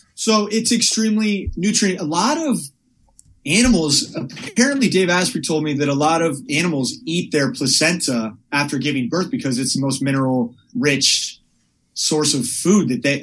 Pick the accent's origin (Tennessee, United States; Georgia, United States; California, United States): California, United States; Palo Alto; I grew up in Northern California in a town called Palo Alto